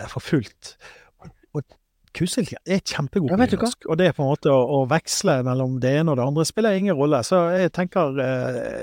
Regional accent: Sotra, Vestland, Norway; vi er jo alle fra Sotra og vokste opp Jeg gikk var i hvert fall nynorsk på skolen, og jeg gikk på Kolltveit skole.

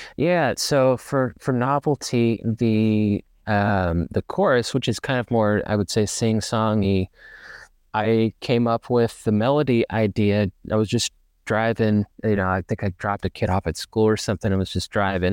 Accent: Ferndale, Arkansas, United States; moved away as an adult; now in Dallas, United States; I grew up in Ferndale, actually, so kind of out in the woods

